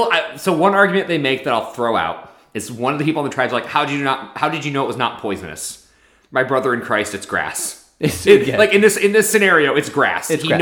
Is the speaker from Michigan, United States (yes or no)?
yes; Michigan, United States; I'm from Michigan.